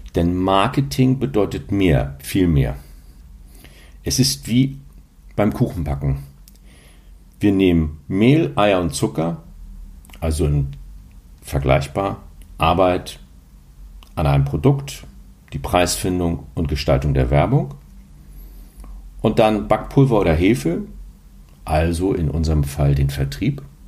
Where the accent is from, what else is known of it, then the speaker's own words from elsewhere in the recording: Hamburg, Germany; die ein bisschen länger in Hamburg leben oder wie ich, da hier geboren wurde